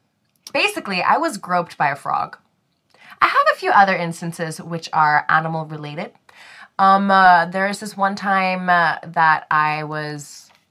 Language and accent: English; Singapore; So, growing up in Singapore